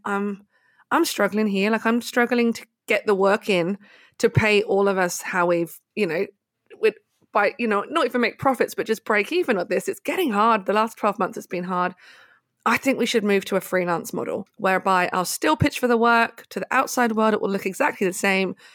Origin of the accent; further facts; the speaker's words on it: High Wycombe, South East England, United Kingdom; university in my hometown in High Wycombe in the U K